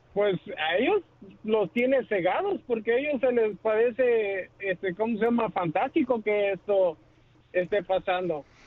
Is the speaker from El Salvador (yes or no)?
yes; El Salvador; moved away; soy del Salvador